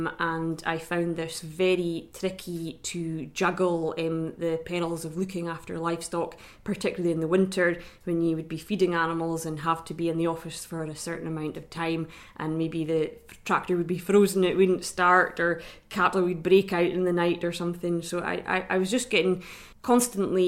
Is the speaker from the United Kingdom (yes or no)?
yes; Drumnadrochit, Scotland, United Kingdom; I'm from Rycanagan Farm at Drumnadrochit, which is just outside Inverness